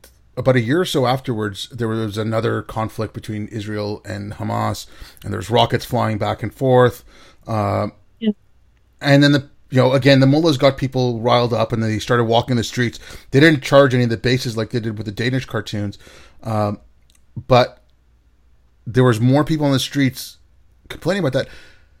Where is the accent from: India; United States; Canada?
India; born there; Like, I was born in India.